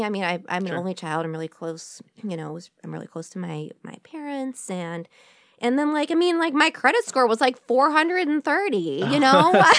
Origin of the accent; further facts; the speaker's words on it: Royal Oak, Michigan, United States; also born or lived in San Francisco; I grew up in Royal Oak, Michigan. Mm-hmm. But I spent like my whole adulthood like in San Francisco.